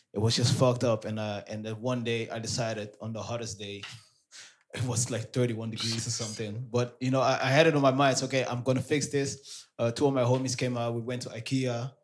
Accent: Amsterdam, North Holland, Netherlands; born and raised in Amsterdam. My parents are from Suriname.

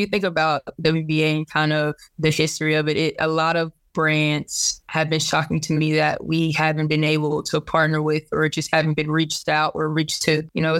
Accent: Duncanville, Texas, United States; So I'm originally from Duncanville, Texas, which is a suburb about 2 exits up from Dallas.

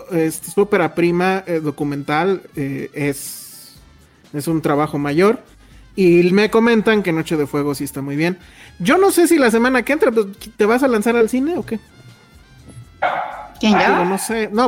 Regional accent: Mexico City, Mexico; Nos preguntan que si todos somos de CDMX, de CDMX. Pues sí, sí, ¿no? Sí. O sea, original de cepa, pues.

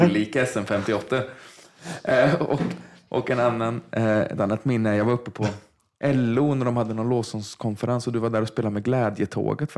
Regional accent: Vargön, Västra Götaland, Sweden; Jag är uppvuxen i Vargön

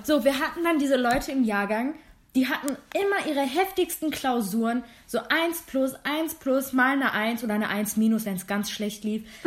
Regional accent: Germany; Ich bin Deutsch-Türkin. Ich bin zu deutsch, um zu sagen, ich bin türkisch und ich bin zu türkisch, um zu sagen, ich bin deutsch

